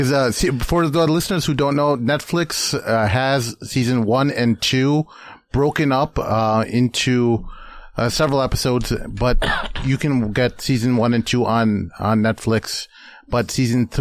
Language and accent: English; Hyderabad, Telangana, India; we're from Hyderabad, me and my brother Irfan here.